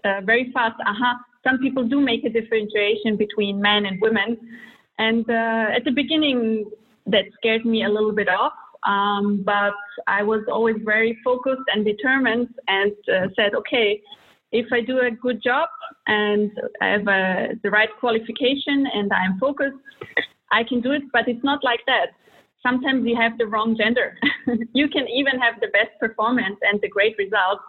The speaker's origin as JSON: {"language": "English", "region": "Vienna", "country": "Austria", "tie": "born or raised there", "also_born_or_lived": "Croatia / Germany / United States / Russia", "moved": "as an adult", "lives_now": "Switzerland", "said": "I was born in Croatia to a Serbian mother and a Croatian father, and when I was 1 year old, they moved to Vienna, to Austria, where I grew up and graduated high school."}